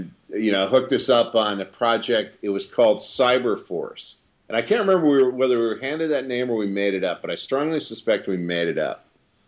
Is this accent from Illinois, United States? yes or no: yes; Glenview, Illinois, United States; moved away; I grew up in Glenview.